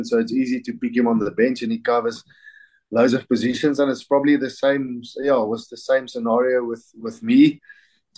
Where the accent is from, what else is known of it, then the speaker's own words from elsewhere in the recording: South Africa; as a South African